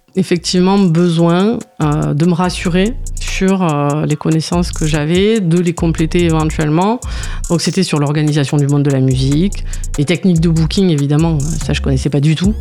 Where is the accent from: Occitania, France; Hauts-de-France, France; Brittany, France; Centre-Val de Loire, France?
Occitania, France; Sète; also born or lived in Montpellier; Je suis originaire de Sète